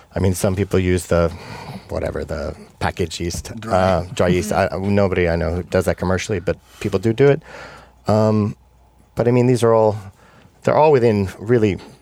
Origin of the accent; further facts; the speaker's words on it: New York, United States; moved away; I'm from New York originally. And yeah. I, and I grew up there